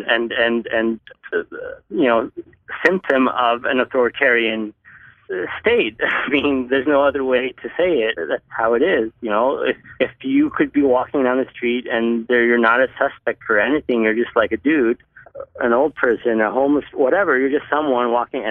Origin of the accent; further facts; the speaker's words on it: Egypt; growing up in Egypt, I had an incredibly limited access to comics